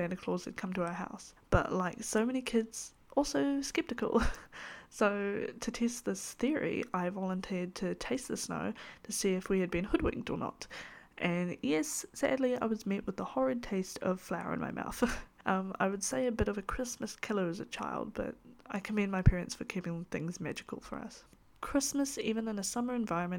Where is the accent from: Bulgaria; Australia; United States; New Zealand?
New Zealand; I am a Kiwi. This meaning that I live in the beautiful country that is New Zealand